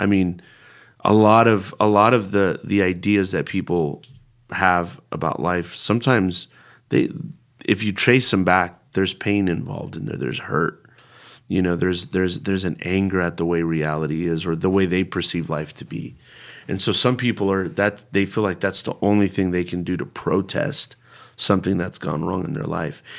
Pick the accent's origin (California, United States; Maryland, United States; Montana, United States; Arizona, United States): California, United States; Bay Area; first language Spanish; English is a second language; also born or lived in Berkeley; I was born and raised in the Bay Area